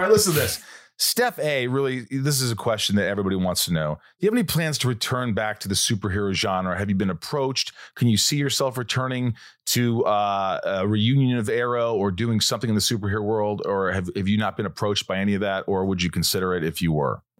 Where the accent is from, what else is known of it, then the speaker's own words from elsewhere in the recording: Southern Indiana, United States; moved away; I grew up in Southern Indiana